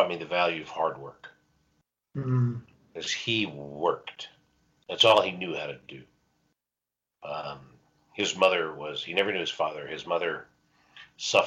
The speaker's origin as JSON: {"language": "English", "town": "Los Angeles", "region": "California", "country": "United States", "tie": "born or raised there", "also_born_or_lived": "Santa Monica, California", "said": "I grew up in Brentwood, which is adjacent to Santa Monica."}